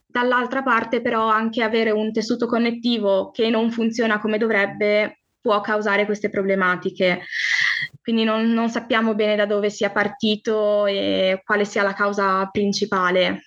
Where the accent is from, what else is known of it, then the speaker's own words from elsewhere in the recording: Friuli-Venezia Giulia, Italy; sono del Friuli, Venezia Giulia